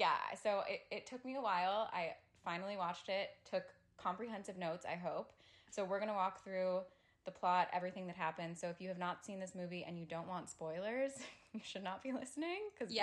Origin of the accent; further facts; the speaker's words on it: Buffalo, New York, United States; now in Los Angeles, United States; I'm from Buffalo, New York